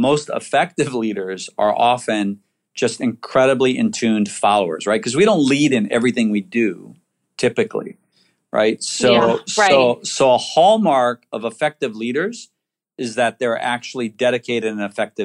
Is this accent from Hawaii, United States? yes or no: yes; Waianae, Hawaii, United States; I grew up in Waianae